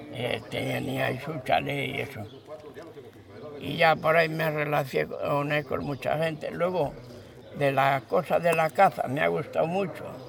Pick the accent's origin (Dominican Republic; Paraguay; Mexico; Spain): Spain; Hontanillas, Castilla-La Mancha; also born or lived in Madrid; Nos marchamos porque allá no quedaba nadie. Porque ya te pone que mi padre fue el último.